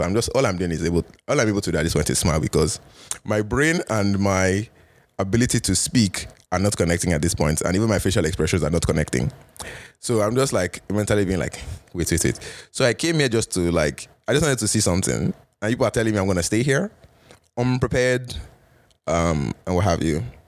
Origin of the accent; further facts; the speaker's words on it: Canada; moved away as an adult; also born or lived in United States; as a Canadian